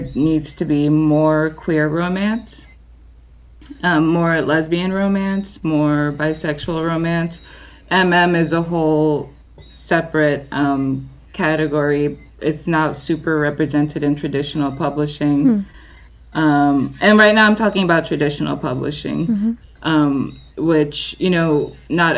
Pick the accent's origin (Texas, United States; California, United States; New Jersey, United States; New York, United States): New Jersey, United States; Jersey City; I grew up in Jersey City.